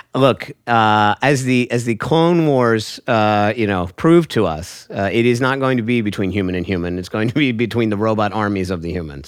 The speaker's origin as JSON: {"language": "English", "town": "Hershey", "region": "Pennsylvania", "country": "United States", "tie": "born or raised there", "said": "I was born in Hershey, Pennsylvania"}